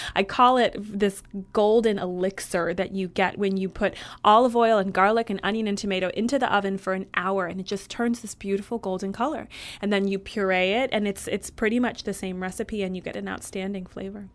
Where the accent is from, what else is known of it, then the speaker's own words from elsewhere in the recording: Michigan, United States; I grew up in Michigan